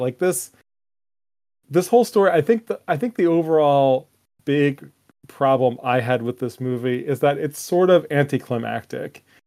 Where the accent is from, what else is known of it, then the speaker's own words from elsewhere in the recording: United States; as an American